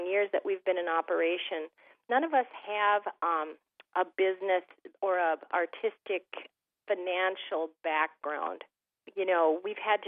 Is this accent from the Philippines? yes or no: no; Thief River Falls, Minnesota, United States; I grew up in Thief River Falls, Minnesota